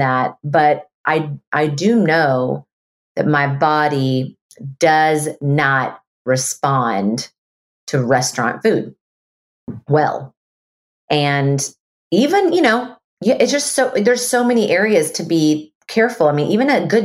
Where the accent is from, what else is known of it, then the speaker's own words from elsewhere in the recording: Texas, United States; I'm a Texan